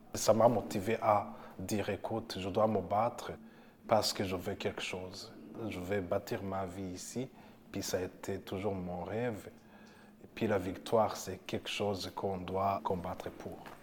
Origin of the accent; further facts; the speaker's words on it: Burundi; moved away as an adult; now in Canada; J'ai fait l'école secondaire au Burundi, le primaire et secondaire, et à l'université aussi.